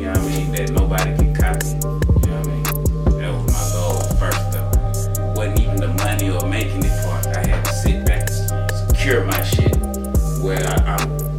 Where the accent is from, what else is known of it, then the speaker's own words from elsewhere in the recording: Gainesville, Georgia, United States; also born or lived in Africa; Well, you know, I was born in Gainesville, Georgia. You know what I'm saying? North Georgia, Northeast Georgia, be exact. My mama from Gainesville. My daddy from Africa. So, you know what I'm saying? I grew up in both places.